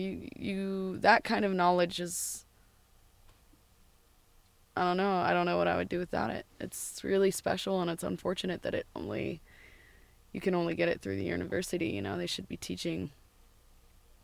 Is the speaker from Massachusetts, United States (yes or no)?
no; Vancouver, Washington, United States; moved away as an adult; also born or lived in Ashland, Oregon / Guanajuato, Mexico; now in Portland, United States; I grew up in Vancouver